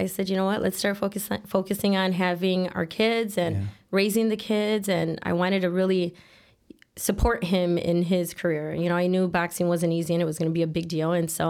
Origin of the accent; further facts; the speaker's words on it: Chicago, Illinois, United States; Born and raised in Chicago, Logan Square neighborhood.